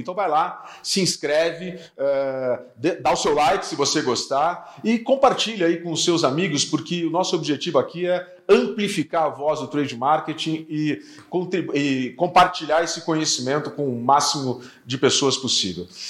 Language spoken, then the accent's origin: Portuguese; Curitiba, Paraná, Brazil; now in São Paulo, Brazil; eu sou de Curitiba